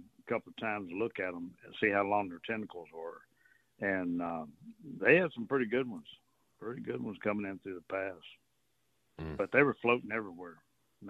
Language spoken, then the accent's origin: English; Port Arthur, Texas, United States; I grew up in Port Arthur